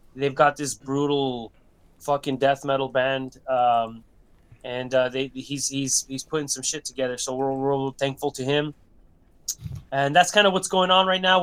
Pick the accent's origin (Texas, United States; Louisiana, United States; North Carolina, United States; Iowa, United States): Texas, United States; Brownsville; we're from Brownsville, uh, Brownsville, man. Brownsville, like I said, tip of, tip of Texas